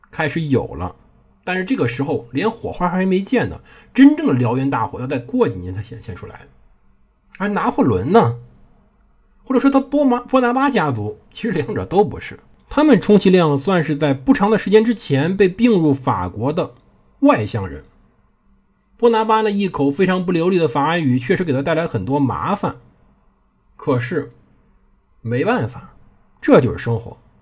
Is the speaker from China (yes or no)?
yes; China; 欧洲人呢，确实在有点上比我们中国人发展的态过于先进了